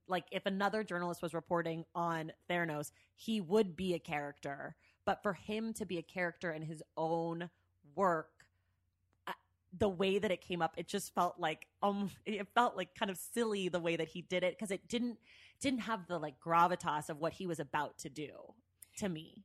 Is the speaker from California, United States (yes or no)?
yes; San Francisco Bay Area, California, United States; I'm from the Bay Area